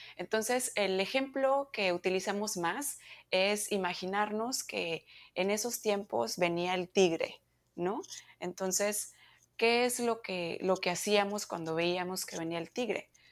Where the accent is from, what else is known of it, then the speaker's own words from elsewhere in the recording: Monterrey, Nuevo León, Mexico; moved away as an adult; now in United States; yo soy mexicana, eh, vengo de Monterrey